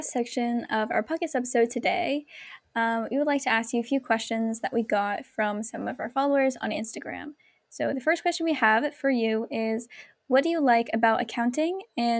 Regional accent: United States; first language English; being an American, we feel like a little bit disconnected from our cultural roots, especially if we haven't learned the language growing up.

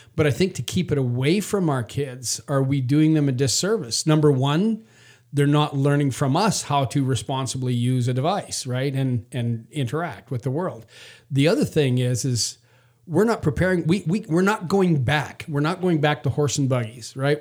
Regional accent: Canada; moved away; I was raised in Canada.

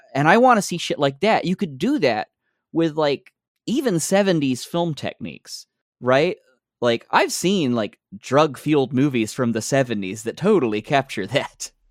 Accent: Alabama, United States; I grew up in Alabama

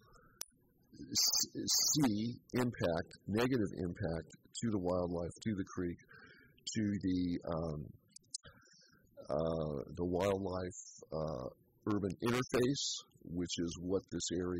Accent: Petaluma, California, United States; I grew up in Petaluma

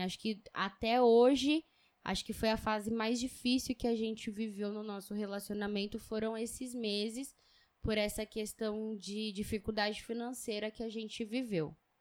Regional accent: São Paulo, Brazil; moved away as an adult; now in Rondônia, Brazil; Nasci na Zona Leste, cresci na Zona Leste

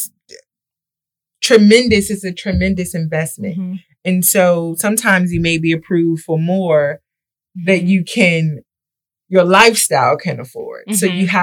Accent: Washington, District of Columbia, United States; I grew up in Ward 7, two generations in Ward 7, and I want to live in Ward 7

